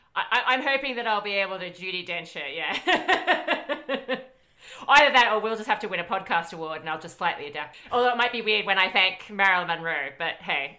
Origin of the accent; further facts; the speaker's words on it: Australia; our universities